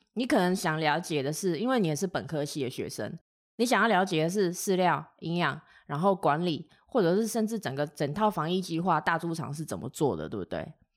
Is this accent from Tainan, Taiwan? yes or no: yes; Tainan, Taiwan; 我是台南人，所以我台语应该算是OK